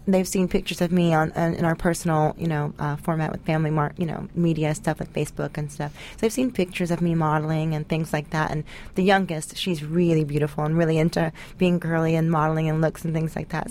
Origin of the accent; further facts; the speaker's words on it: Tennessee, United States; I grew up in the South in uh, Tennessee